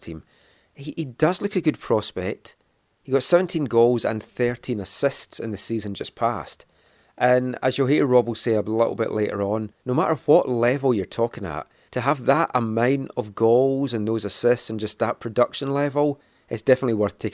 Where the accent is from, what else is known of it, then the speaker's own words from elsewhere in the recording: Scotland, United Kingdom; moved away as an adult; now in Vancouver, Canada; I moved over from Scotland